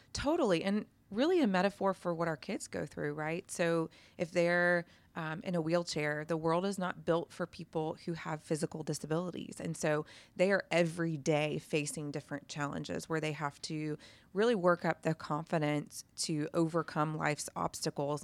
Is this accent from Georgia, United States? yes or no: yes; Atlanta, Georgia, United States; I came from Atlanta